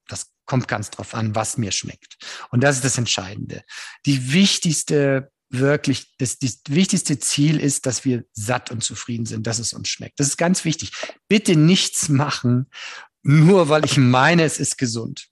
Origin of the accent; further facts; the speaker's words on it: Northern Germany, Germany; Ich bin Norddeutscher und bin damit auch groß geworden